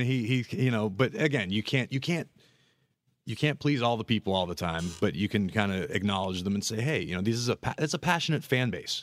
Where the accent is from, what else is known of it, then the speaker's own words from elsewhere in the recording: Pittsburgh, Pennsylvania, United States; moved away as an adult; now in Florida, United States; I'm from Pittsburgh. I grew up in the cold